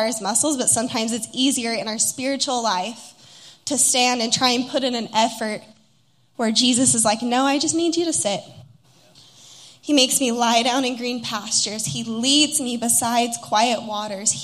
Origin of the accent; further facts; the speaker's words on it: Utah, United States; moved away as an adult; also born or lived in Los Angeles, California; I'm from Utah originally and was in LA for 4 years